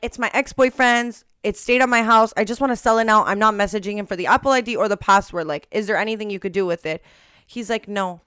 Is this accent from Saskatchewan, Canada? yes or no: no; Montreal, Quebec, Canada; We're from Montreal